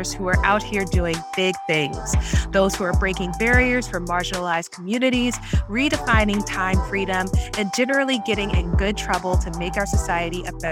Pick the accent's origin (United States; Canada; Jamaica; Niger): United States; New Orleans, Louisiana; accent: Yat; I am from New Orleans, one of the greatest cities in this great United States of America